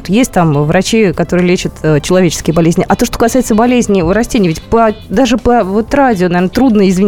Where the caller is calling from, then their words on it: Vladimir, Vladimir Oblast, Russia; я из Владимира.